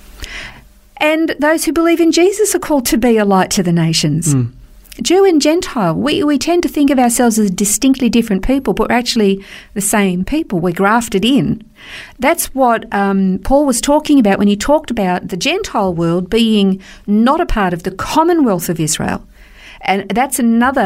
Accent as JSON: {"language": "English", "country": "Australia", "said": "We're Australian"}